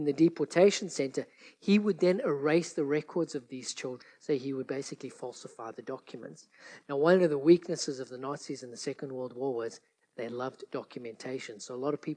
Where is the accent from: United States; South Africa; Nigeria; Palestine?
South Africa; growing up in South Africa